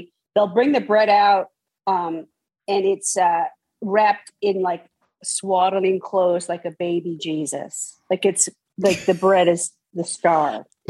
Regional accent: San Francisco, California, United States; Yes, in San Francisco.

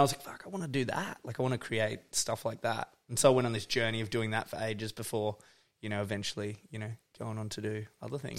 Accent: Forest, Tasmania, Australia; moved away as an adult; also born or lived in Melbourne / Byron Bay; now in Bright, Australia; I grew up in Northwest Tasmania, like in this place, Forest is the actual name of the, the town.

